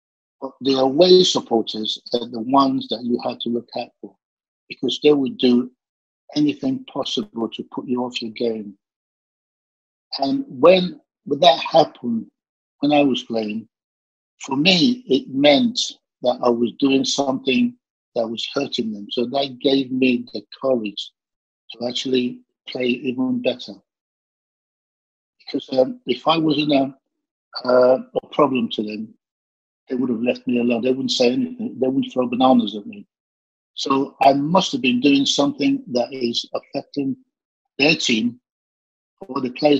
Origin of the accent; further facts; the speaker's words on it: London, United Kingdom; Yeah, you're right, Southeast London.